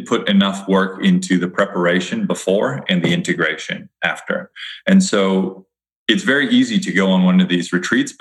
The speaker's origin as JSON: {"language": "English", "region": "Hawaii", "country": "United States", "tie": "born or raised there", "said": "I grew up in Hawaii"}